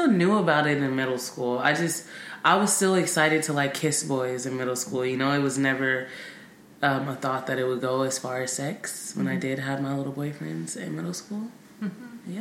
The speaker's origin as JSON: {"language": "English", "area": "Bay Area", "region": "California", "country": "United States", "tie": "born or raised there", "said": "I grew up in the Bay Area"}